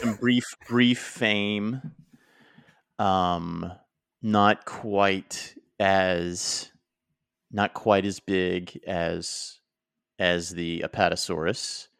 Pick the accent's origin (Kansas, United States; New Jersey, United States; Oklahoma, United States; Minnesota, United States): Oklahoma, United States; growing up in Oklahoma